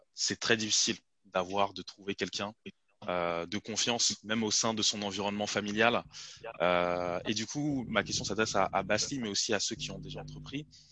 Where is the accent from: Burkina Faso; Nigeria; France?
Nigeria; moved away; je viens du, enfin, je suis originaire du Nigeria